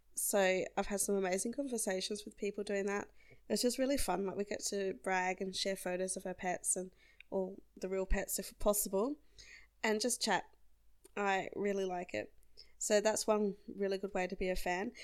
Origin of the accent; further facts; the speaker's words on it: South Australia, Australia; I'm Australian, and I come from a large and low density population state called South Australia.